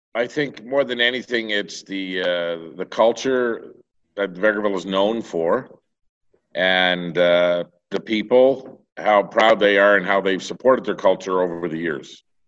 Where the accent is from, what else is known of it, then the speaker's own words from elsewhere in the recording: the Maritimes, Canada; now in Vegreville, Canada; I'm originally from the Maritimes. And, uh, I know before I left the Maritimes in seventy-nine